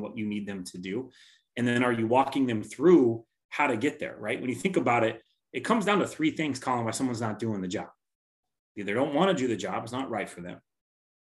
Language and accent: English; Tacoma, Washington, United States; Born and raised in Tacoma, Parkland area.